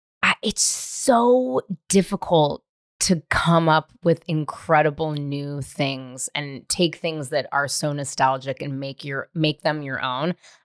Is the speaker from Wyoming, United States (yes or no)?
no; Marin, California, United States; growing up in Marin